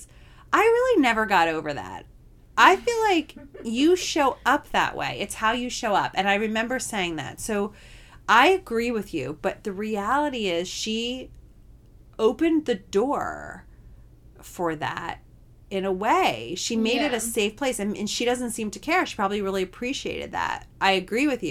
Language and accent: English; New Jersey, United States; we're both from New Jersey